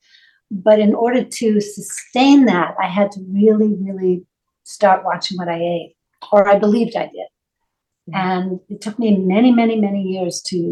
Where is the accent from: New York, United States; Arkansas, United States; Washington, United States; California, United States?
New York, United States; New York City; I grew up in Manhattan